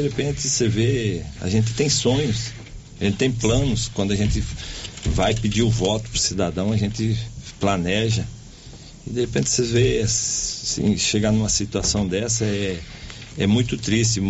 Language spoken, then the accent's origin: Portuguese; Paraná, Brazil; moved away as an adult; also born or lived in Santa Catarina; now in Silvânia, Brazil; eu nasci em, em Ceará, Santa Catarina. Minha mãe, é, meu pai, meus pais, eles mudaram pro Paraná, é, eu com um ano de idade.